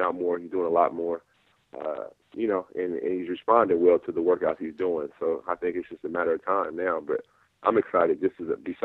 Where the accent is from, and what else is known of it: Seattle, Washington, United States; born or raised there; also born or lived in Inglewood, California